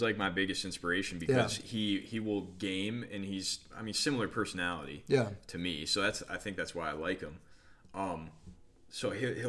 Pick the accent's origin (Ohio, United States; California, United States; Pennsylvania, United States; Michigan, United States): Michigan, United States; We're from Michigan, both of us.